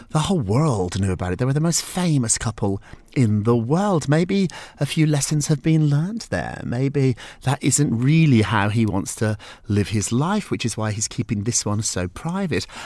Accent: Edinburgh, Scotland, United Kingdom; I'm quite lucky because I'm from Scotland, Edinburgh, so this is a tropical day.

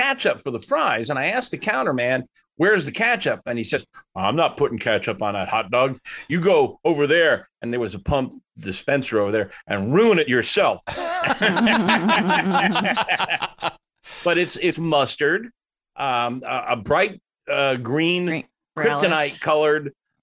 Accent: Chicago, Illinois, United States; I'm from Chicago

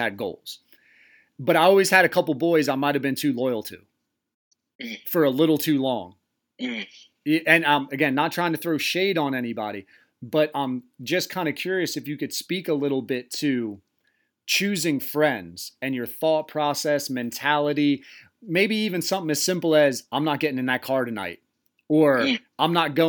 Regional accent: Tall Pines trailer park, near Cool Springs and Belltown, Delaware, United States; I grew up in a trailer park right across from Cool Springs. It butted up to Belltown. It was Tall Pines

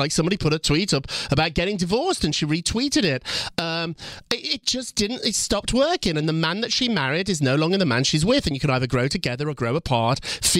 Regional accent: Birmingham, West Midlands, United Kingdom; I grew up in Birmingham, kind of a rough city in England. I say it's Chicago, but it's more like Detroit.

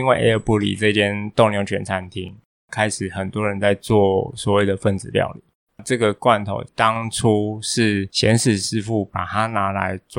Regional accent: Tainan, Taiwan; 那我台南人，我台南人。

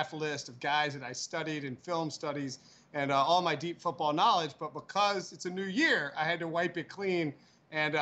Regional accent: United States; as an American

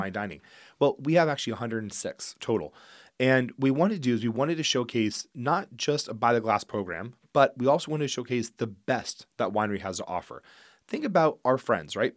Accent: Geyserville, California, United States; also born or lived in Healdsburg, California; I actually was raised in Geyserville

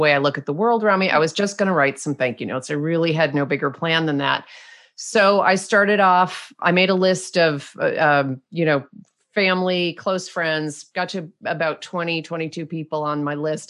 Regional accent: United States; I'm American.

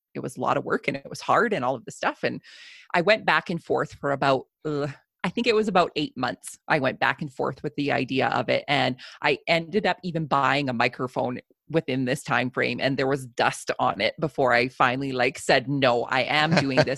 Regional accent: Southern Alberta, Canada; I am a farmer from Southern Alberta, Canada.

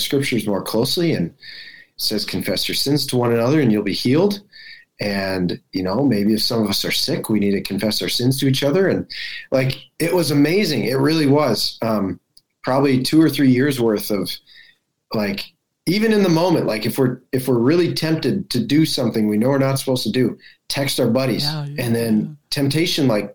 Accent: United States; as American evangelicals

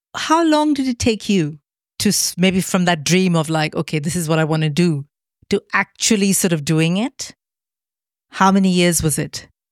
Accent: Mumbai, Maharashtra, India; moved away as an adult; now in United Kingdom; all the romantic Bollywood films that I grew up watching in Mumbai.

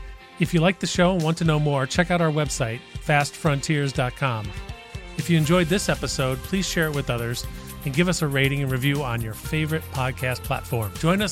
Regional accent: Midwest, United States; As a Midwest person

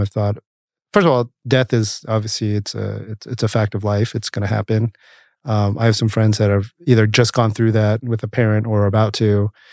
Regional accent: Camarillo, California, United States; also born or lived in St. Louis, Missouri; our town, little town of Camarillo. My parents moved there in the 70s. Actually, I was born in St. Louis

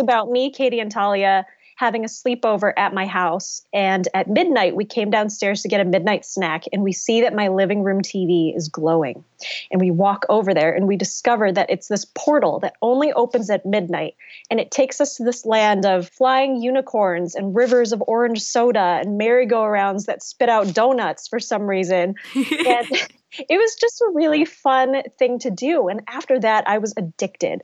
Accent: United States; I am Vietnamese American, I grew up in an immigrant family

